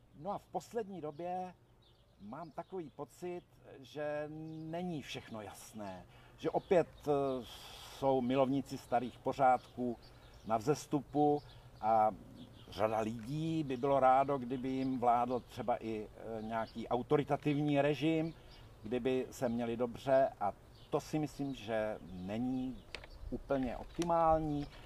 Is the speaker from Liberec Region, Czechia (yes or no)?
yes; Jilemnice, Liberec Region, Czechia; moved away as an adult; now in Hradec Králové, Czech Republic; jsem se narodil v Jelemnici, vlastně v Krkonoších